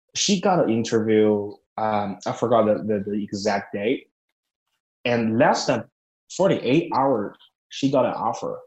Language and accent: English; China; moved away; I grew up in a very small town in China.